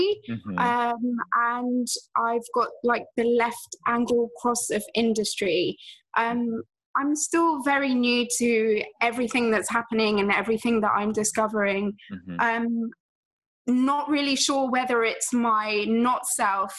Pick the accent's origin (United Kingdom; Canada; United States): United Kingdom; England; I'm from England